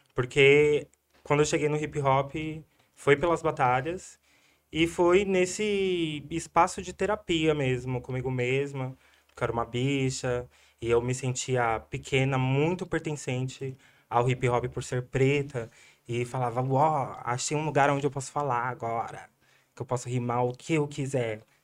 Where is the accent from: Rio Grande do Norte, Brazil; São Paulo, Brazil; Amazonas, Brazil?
São Paulo, Brazil; also born or lived in Jabaquara, São Paulo; eu cresci Jardim Fontanes, Jova Rural